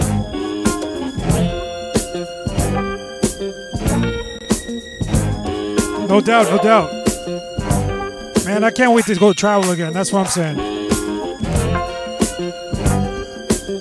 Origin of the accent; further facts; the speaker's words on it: Panama; moved away; also born or lived in Colombia; yo nací en Panamá, but my dad's Colombian